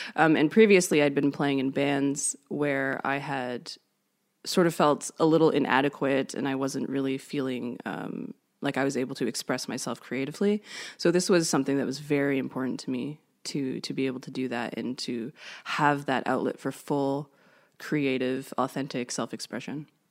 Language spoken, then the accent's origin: English; Canada; I'm from Canada.